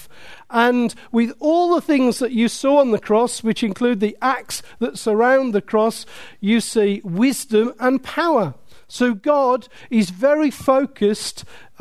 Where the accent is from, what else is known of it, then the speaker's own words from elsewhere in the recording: Willenhall, West Midlands, United Kingdom; I was brought up in Willenhall